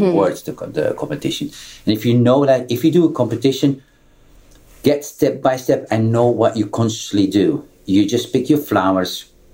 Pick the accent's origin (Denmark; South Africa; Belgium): Belgium; I'm coming from Belgium